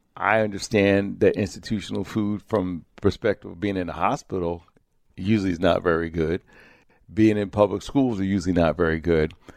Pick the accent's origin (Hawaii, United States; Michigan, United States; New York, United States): New York, United States; Hudson Valley; the chip I grew up eating in the Hudson Valley as a kid